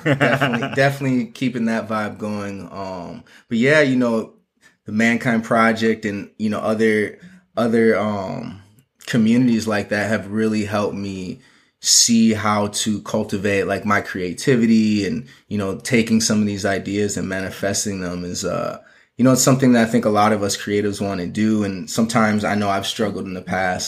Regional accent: Minneapolis, Minnesota, United States; moved away as an adult; now in Los Angeles, United States; I'm originally from Minneapolis and moved out to L A really to further my fashion career.

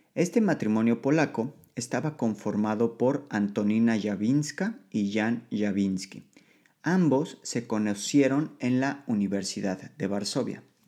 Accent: Mexico; moved away as an adult; now in Poland

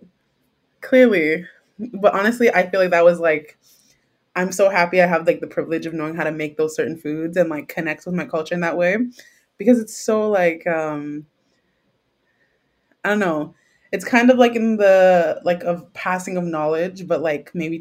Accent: Trinidad & Tobago; also born or lived in Jamaica; as I am a Trinidadian, Trinidad is very infused with a very multicultural place. So I grew up eating aloo paratha

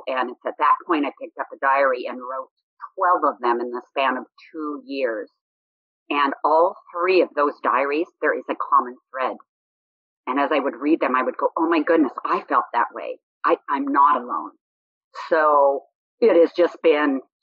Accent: Boise, Idaho, United States; I was born in Boise, Idaho in 1957

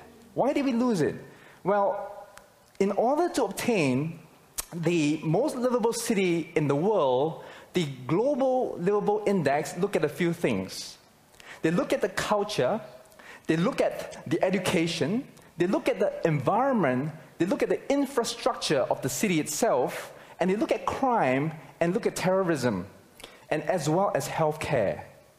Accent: Singapore; moved away as an adult; now in Australia; I came from Singapore, and I came to Australia to further my studies.

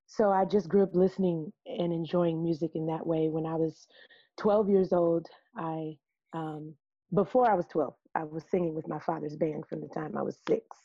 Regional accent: Peoria, Illinois, United States; I was born and raised in Peoria, Illinois, right in the midland, mid heartland of the country

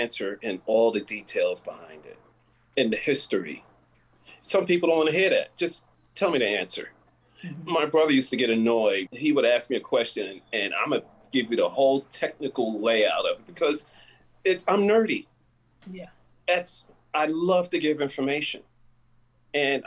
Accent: New York, United States; Me being a New Yorker

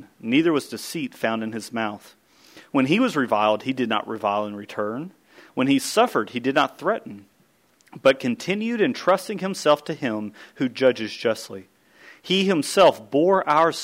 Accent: Kentucky, United States; I grew up in Kentucky.

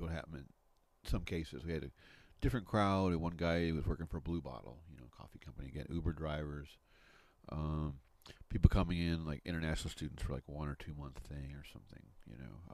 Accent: Midwest, United States; moved away; also born or lived in Grand Canyon, Arizona; I grew up in the Midwest

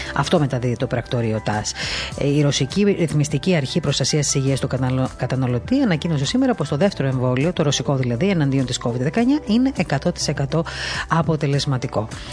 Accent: Crete, Greece; το νησί μου

